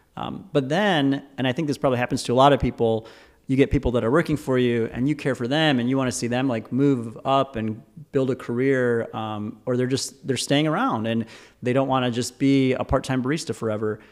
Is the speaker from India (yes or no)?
no; Michigan, United States; I was born and raised in Michigan